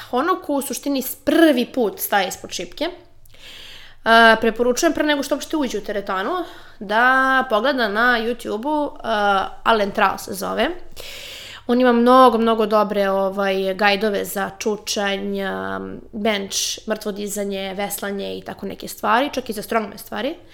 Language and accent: Croatian; Serbia; kod nas u Srbiji